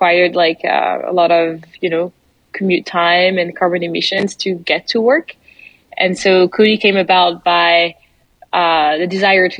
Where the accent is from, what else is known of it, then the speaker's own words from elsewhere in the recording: France; accent: French; English is a second language; moved away as an adult; now in United States; you probably noticed my accent already. I'm French and I arrived in the US 6-7 years ago now.